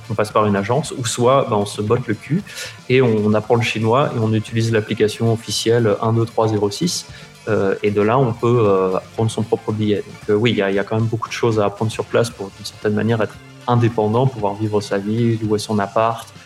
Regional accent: Paris, Île-de-France, France; wo shi ba li ren. Genre je suis parisien, c'était les trois mots que je savais, que je savais faire.

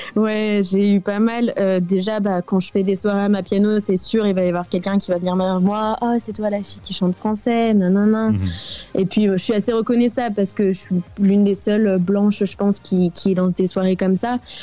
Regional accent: France; now in South Africa; en tant que Française

